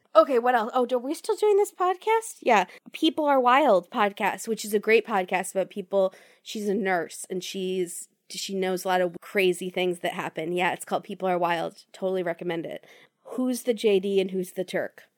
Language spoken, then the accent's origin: English; Virginia, United States; I grew up in Virginia